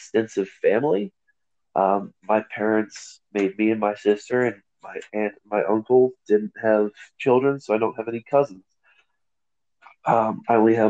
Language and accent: English; United States; I'm again first generation American, proud to be an American